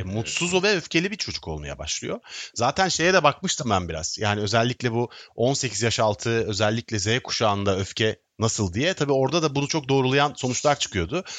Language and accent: Turkish; Istanbul, Turkey; also born or lived in Sivas (father's side); Ben teşvikiyeliyim